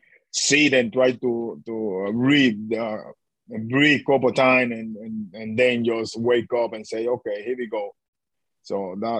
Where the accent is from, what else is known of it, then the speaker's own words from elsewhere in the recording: Dominican Republic; English is a second language; moved away as an adult; I'm from the Dominican Republic